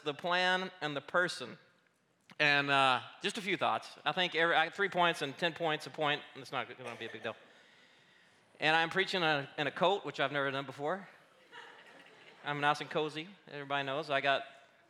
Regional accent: Arkansas, United States; moved away; also born or lived in Colorado / Oregon; I grew up in Arkansas, but I spent 12 years in Colorado and then another 7 years in Oregon.

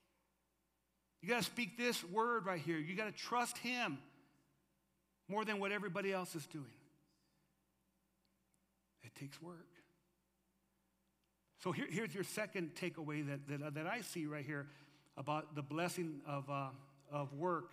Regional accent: Lordsburg, New Mexico, United States; moved away as an adult; also born or lived in Arizona; I was born in Lordsburg, New Mexico.

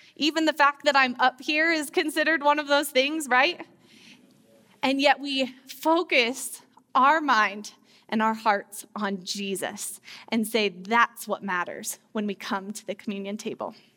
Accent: Loveland, Colorado, United States; I grew up here in Loveland, Colorado, and I went to Mountain View High School

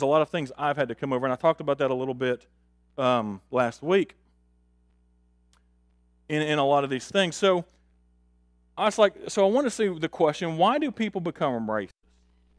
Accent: Augusta, Georgia, United States; I talked about my personal experience last week of growing up in Augusta on the street that we grew up on.

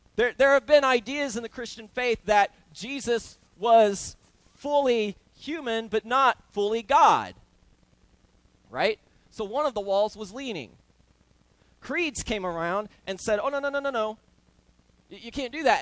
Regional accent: Oklahoma, United States; I grew up roofing in Oklahoma with my uncle Arthur

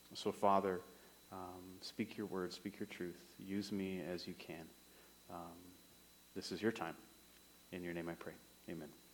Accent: Summerland, British Columbia, Canada; moved away as an adult; also born or lived in Regina, Saskatchewan / Kamloops / Moose Jaw, Saskatchewan / Estevan, Saskatchewan; I am from Summerland, is where I grew up.

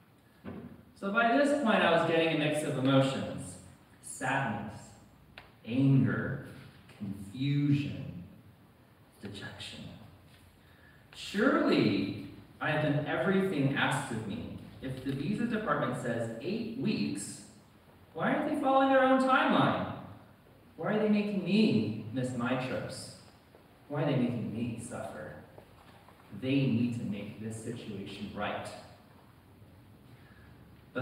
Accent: United States; accent: American; moved away as an adult; now in United Kingdom; you can probably tell from my accent, I am American

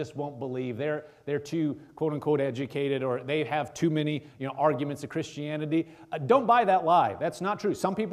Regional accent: Nebraska, United States; I'm from Nebraska.

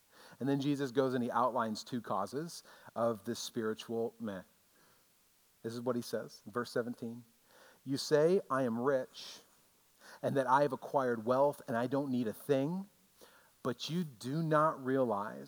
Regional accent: United States; as an American Christian

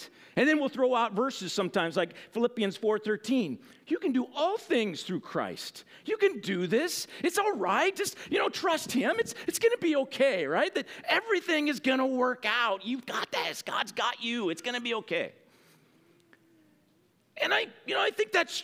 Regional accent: United States

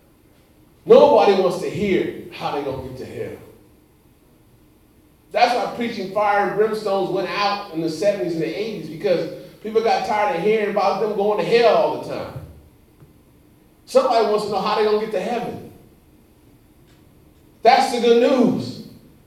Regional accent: Los Angeles, California, United States; moved away; also born or lived in Indiana / South Carolina; I grew up in Los Angeles, California

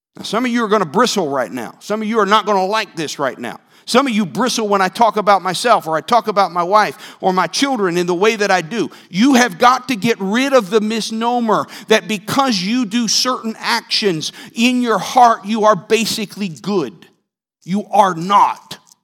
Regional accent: Northeast, United States; moved away; I'm from the Northeast

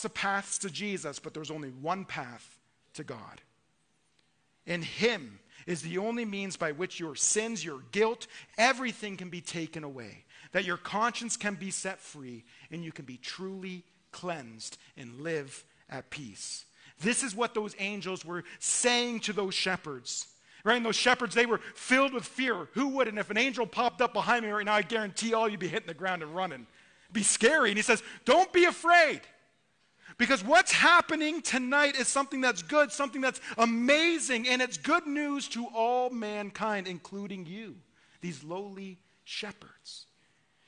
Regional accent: Ontario, Canada; I'm from Ontario

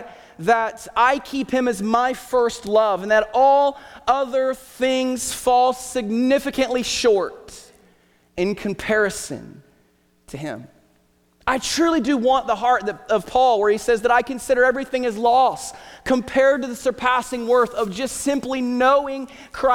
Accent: Southern Ohio, United States; moved away; also born or lived in Hillsboro, Ohio; I grew up in Southern Ohio

